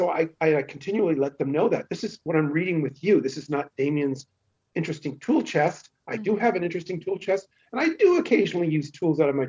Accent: San Francisco Bay Area, California, United States; accent: Western USA; moved away as an adult; also born or lived in Los Angeles, United States; now in Munich, Germany; I actually grew up in the San Francisco Bay Area

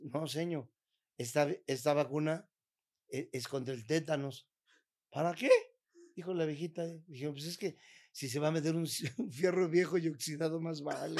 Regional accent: Mexico; como mexicano

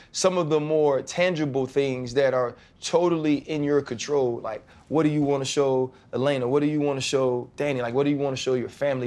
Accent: the South, United States; I'm from the South and I grew up Southern Baptist

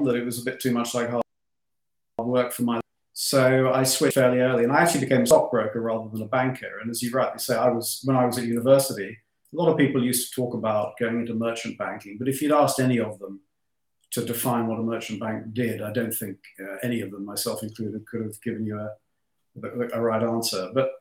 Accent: London, United Kingdom; I was born in London. My parents were actually first-generation Australian immigrants

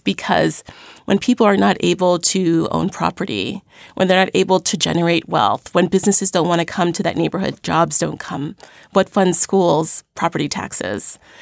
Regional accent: New York City, New York, United States; I grew up in Crown Heights, Brooklyn

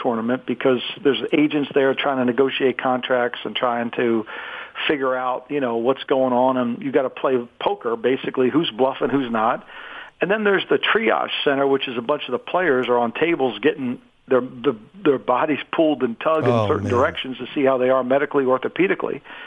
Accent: New Jersey, United States; I'm a fat white kid growing up in New Jersey

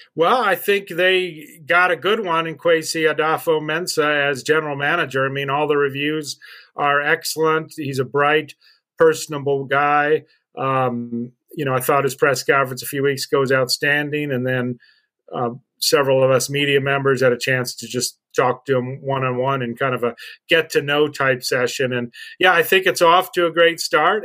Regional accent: Albuquerque, New Mexico, United States; also born or lived in Minnesota; now in Saint Paul, United States; I went back to my hometown of uh, Albuquerque, New Mexico

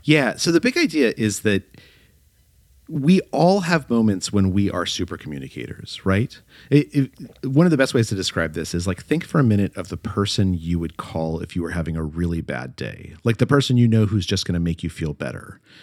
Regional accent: Albuquerque, New Mexico, United States; moved away as an adult; I grew up in Albuquerque, New Mexico, and I was thinking of going back to New Mexico

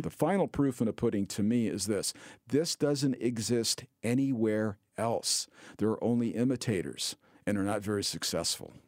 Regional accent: California, United States; being a Californian

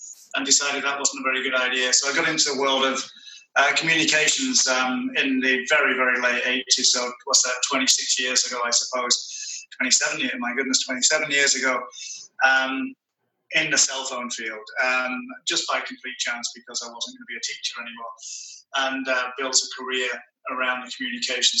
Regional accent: Manchester, North West England, United Kingdom; moved away as an adult; now in Atlanta, United States; I'm from Manchester, which, of course, is the centre of the British Empire.

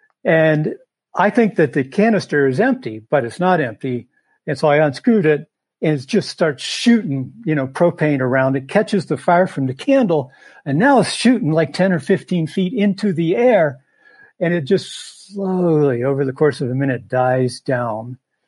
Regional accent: Appalachia, southeastern Ohio, United States; moved away as an adult; also born or lived in Michigan; now in Montana, United States; Well, I was from Appalachia, like I said, southeastern Ohio.

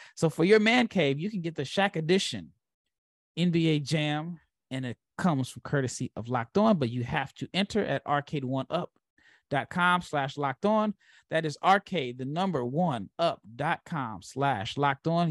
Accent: Omaha, Nebraska, United States; as a kid that grew up in Omaha, I did root for Creighton

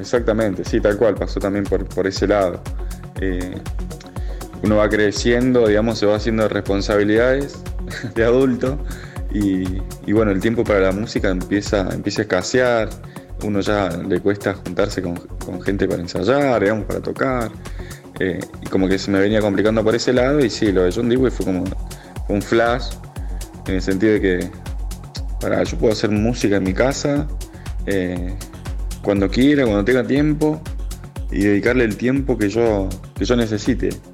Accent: San Luis, Argentina; soy de San Luis Capital

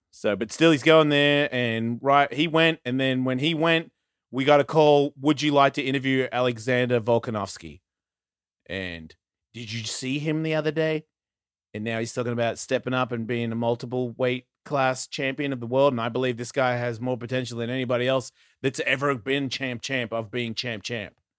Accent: Australia; my mum's a New Zealander and I was born in Australia

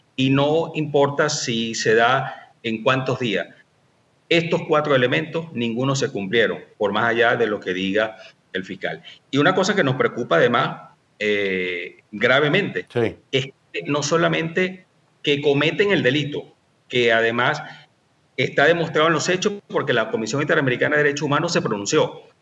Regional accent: Caracas, Capital District, Venezuela; soy de Caracas

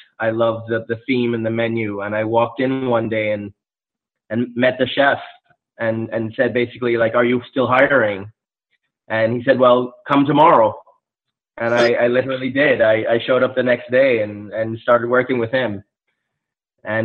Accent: Barbados; moved away; also born or lived in Charleston, United States; I grew up in the Caribbean. I grew up in Barbados.

